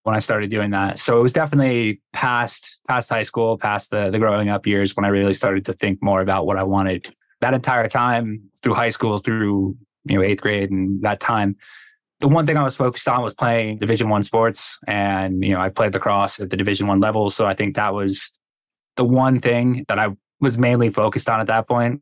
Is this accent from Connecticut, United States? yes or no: yes; Connecticut, United States; moved away; I'm from Connecticut originally.